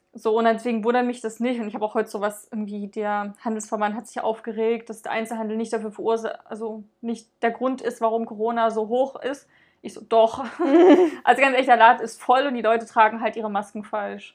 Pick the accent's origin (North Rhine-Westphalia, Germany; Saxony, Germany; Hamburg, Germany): Saxony, Germany; Dresden; wir kommen ja aus Dresden